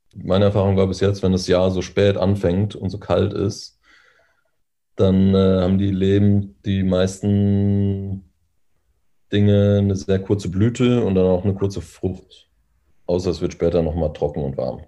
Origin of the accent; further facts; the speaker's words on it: North Rhine-Westphalia, Germany; now in Berlin, Germany; wo ich herkomme ähm, oder wo ich aufgewachsen bin, in, in NRW oder in Ostwestfalen